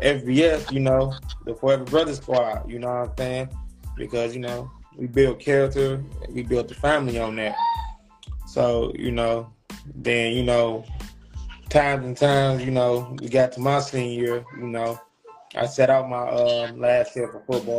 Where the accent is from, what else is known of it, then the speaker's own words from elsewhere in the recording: Detroit, Michigan, United States; I'm from Detroit, man. 6 Mile, man, at the East Side